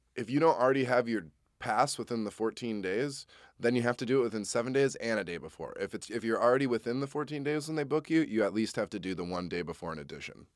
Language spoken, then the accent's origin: English; Wisconsin, United States; I'm also from Wisconsin